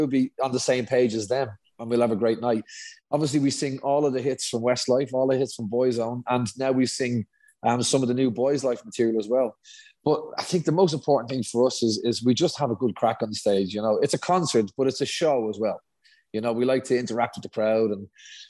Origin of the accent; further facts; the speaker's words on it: Dublin, Leinster, Ireland; we're both from Dublin